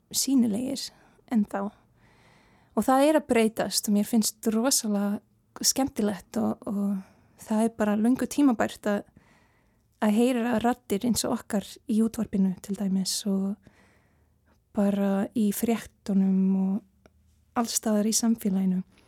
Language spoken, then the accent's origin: Icelandic; Canada; Icelandic is a second language; now in Iceland; sarmneska var fyrsta mál, máli mitt og en ég ólst upp í Kanada